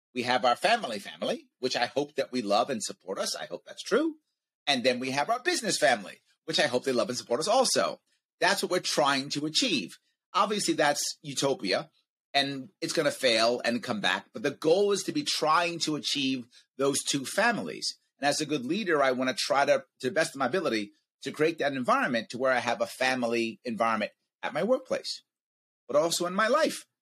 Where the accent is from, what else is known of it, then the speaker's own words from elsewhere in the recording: United States; as an American